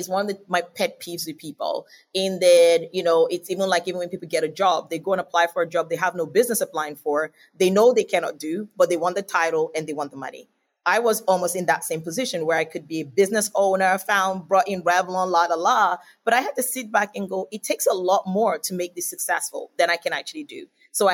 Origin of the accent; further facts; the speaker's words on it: Nigeria; moved away as an adult; also born or lived in Australia; now in United States; originally Nigerian, and then I spent my adult life in Australia and naturalized as an Australian, so I'm both Nigerian and Australian, and even coming to America as well, it's been really good.